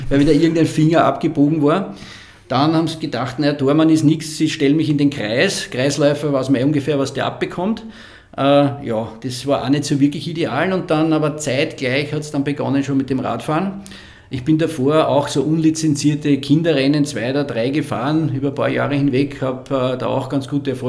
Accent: Lower Austria, Austria; in den Gegenden, wo ich aufgewachsen bin, das war so die Schneeberggegend, da kommen meine Großeltern her

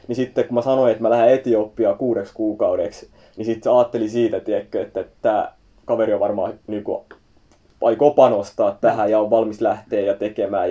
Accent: Turku, Southwest Finland, Finland; mä oon Turusta, Turussa syntynyt ja siellä on ollut aina ja kasvanut siellä

